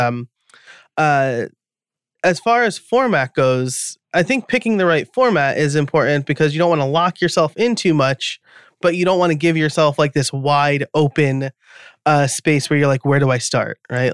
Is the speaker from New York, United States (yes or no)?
yes; New York, United States; I'm from New York, which is probably why I talk fast